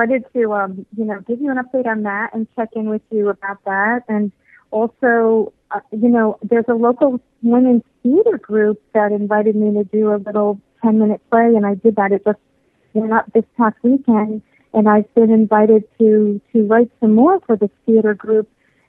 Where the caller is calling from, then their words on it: Florida, United States; from South Florida.